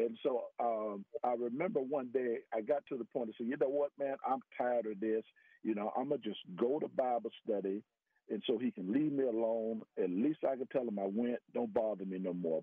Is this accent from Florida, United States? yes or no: yes; Miami, Florida, United States; moved away as an adult; also born or lived in West Virginia; now in Texas, United States; I'm a Floridian. I grew up in Miami, Florida.